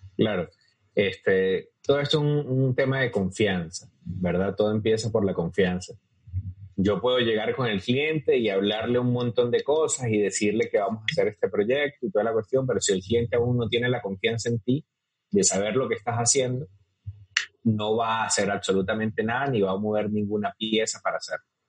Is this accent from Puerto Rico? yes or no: no; Venezuela; moved away as an adult; now in Costa Rica; soy venezolano